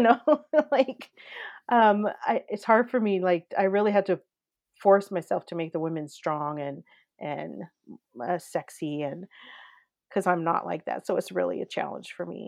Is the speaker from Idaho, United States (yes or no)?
yes; Coeur d'Alene, Idaho, United States; I grew up in Coeur d'Alene, Idaho